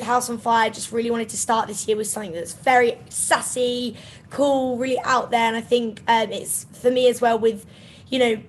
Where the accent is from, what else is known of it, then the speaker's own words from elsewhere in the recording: Kent, South East England, United Kingdom; I grew up in Kent, so it's about an hour and a half outside of London